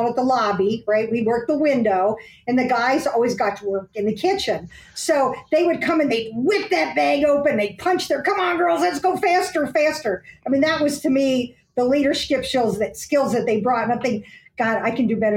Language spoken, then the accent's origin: English; Aurora, Illinois, United States; we grew up in Aurora, Illinois